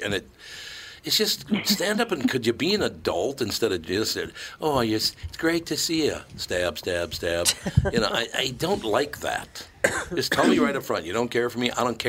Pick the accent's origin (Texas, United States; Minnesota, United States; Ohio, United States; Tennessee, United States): Minnesota, United States; Minneapolis; I was born and raised in Minnesota. I love Minnesotans, about half of them I do.